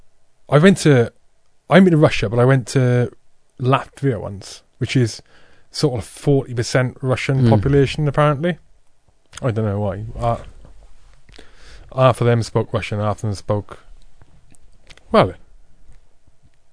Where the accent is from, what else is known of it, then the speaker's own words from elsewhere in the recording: Wales, United Kingdom; I was born in Wales. Born in Wales